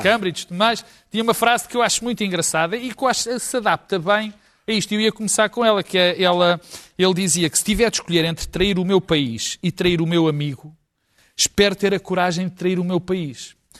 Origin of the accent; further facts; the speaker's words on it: Portugal; como português